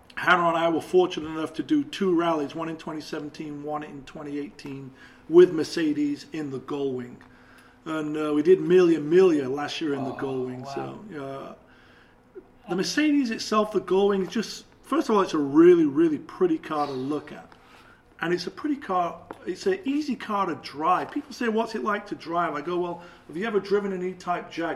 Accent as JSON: {"language": "English", "region": "England", "country": "United Kingdom", "said": "being English"}